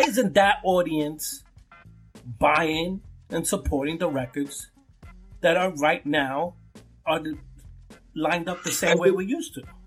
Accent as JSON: {"language": "English", "town": "New York City", "region": "New York", "country": "United States", "tie": "born or raised there", "said": "growing up in Brooklyn"}